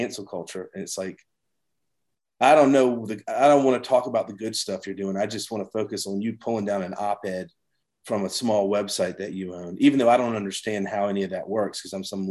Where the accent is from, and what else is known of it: United States